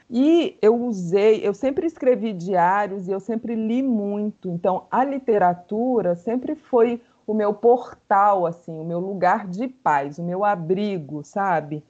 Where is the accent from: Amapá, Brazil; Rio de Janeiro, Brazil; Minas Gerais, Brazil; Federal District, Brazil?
Federal District, Brazil; Brasília; sou brasiliense, amo ser brasiliense